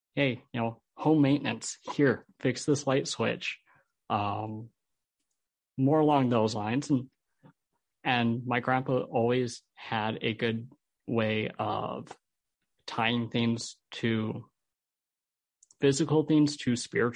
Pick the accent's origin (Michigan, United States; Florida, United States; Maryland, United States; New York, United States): Michigan, United States; Holland; also born or lived in Albuquerque, New Mexico; I'm from Holland. I grew up here in Holland.